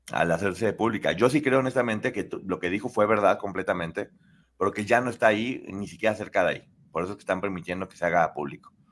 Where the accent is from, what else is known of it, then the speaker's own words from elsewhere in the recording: Spain; me acojo como española a mi derecho de no revelar información por preservar mi integridad física y que he sido amenazada